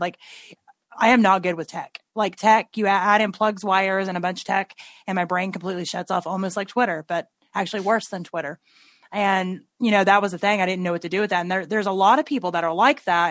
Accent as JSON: {"language": "English", "region": "Tennessee", "country": "United States", "tie": "born or raised there", "said": "I grew up in Tennessee and we say things like rednecks"}